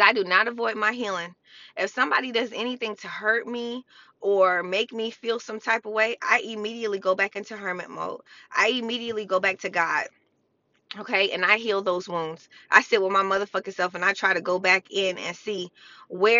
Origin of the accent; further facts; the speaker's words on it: United States; I'm American